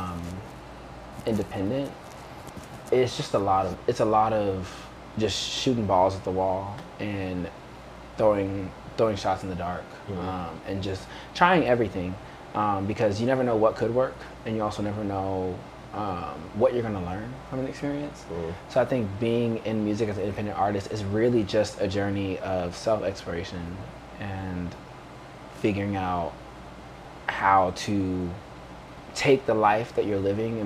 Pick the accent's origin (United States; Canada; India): United States; Dallas, Texas; moved away as an adult; also born or lived in New Orleans, Louisiana / Austin, Texas; now in Los Angeles, United States; I'm from Texas. I came out here from Austin, but my hometown is technically Dallas.